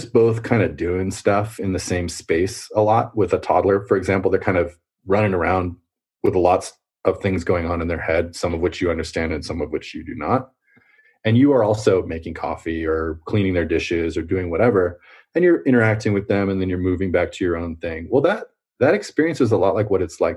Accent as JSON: {"language": "English", "town": "Fremont", "region": "California", "country": "United States", "tie": "born or raised there", "also_born_or_lived": "Quebec, Canada", "said": "I was born in Quebec, as you know, and then I moved to California with my mother when I was two or three. And I grew up in a town called Fremont"}